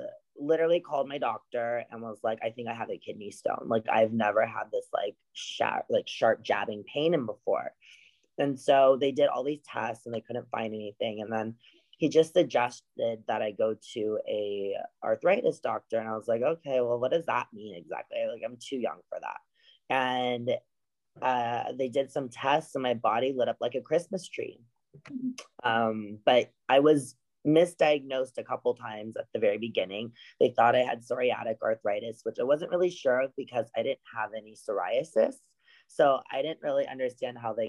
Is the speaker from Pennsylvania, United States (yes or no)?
no; Los Angeles, California, United States; I'm from Los Angeles, California